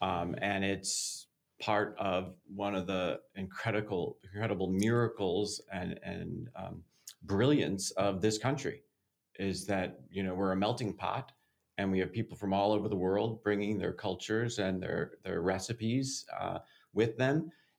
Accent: Chicago, Illinois, United States; Big fun. Chicago.

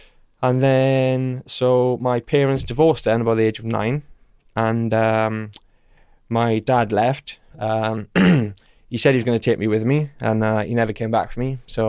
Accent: Merthyr Tydfil, Wales, United Kingdom; now in Swindon, United Kingdom; I'm from the Valley, South Wales, Merthyr Tydfil.

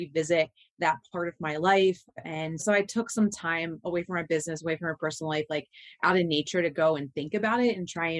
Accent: United States; we're both from Southern New Jersey, Delaware

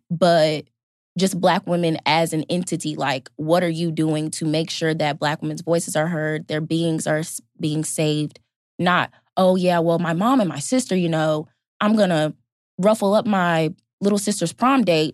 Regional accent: Fayetteville, North Carolina, United States; I'm a rising senior sociology anthropology major from Fayetteville, North Carolina

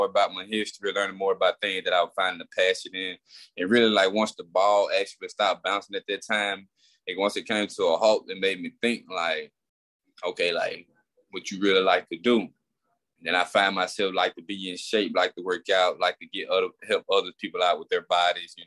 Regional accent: Queensburg, Mississippi, United States; me growing up in Queensburg, facing all those tough things

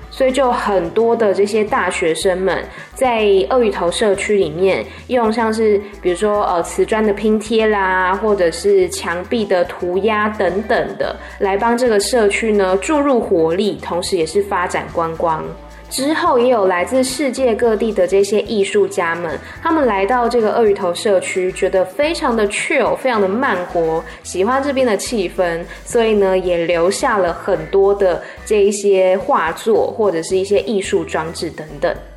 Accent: Taiwan; moved away as an adult; now in Bangkok, Thailand; 我来自台湾

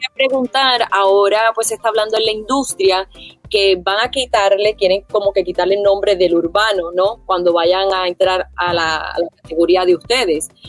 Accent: Puerto Rico; nosotros los puertorriqueños

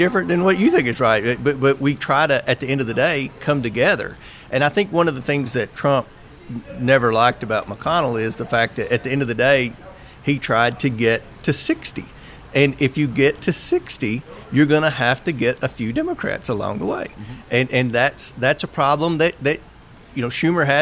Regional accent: Kentucky, United States; We're both from Kentucky. I've known him my entire life.

